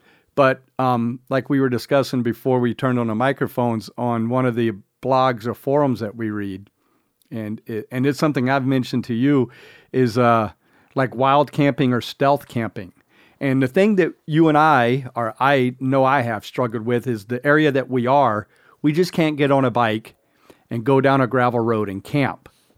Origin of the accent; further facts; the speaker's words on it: Indio, California, United States; We're bikepacking. We're from Indio.